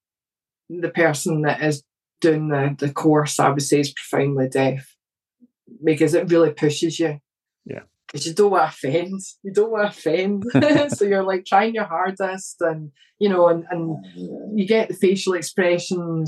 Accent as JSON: {"language": "English", "region": "Scotland", "country": "United Kingdom", "said": "Now, I'm Scottish"}